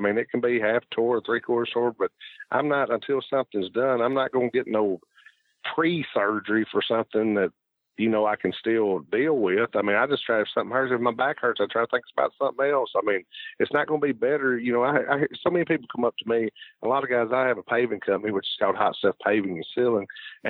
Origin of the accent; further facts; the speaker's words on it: United States; it's the whole other deal is we're from the States and they're Japanese and you're over there in their country